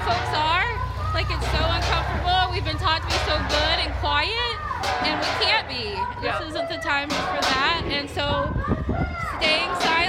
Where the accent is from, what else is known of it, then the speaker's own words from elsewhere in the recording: Guilford, Vermont, United States; We're from Guilford